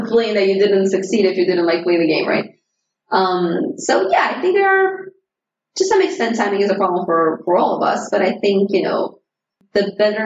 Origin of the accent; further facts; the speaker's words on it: Romania; moved away; I was from Romania